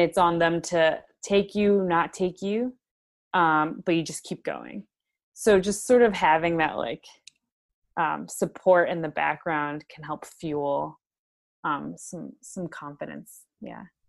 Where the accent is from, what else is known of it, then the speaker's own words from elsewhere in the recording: Chicago, Illinois, United States; I'm from Chicago, so I live currently in Chicago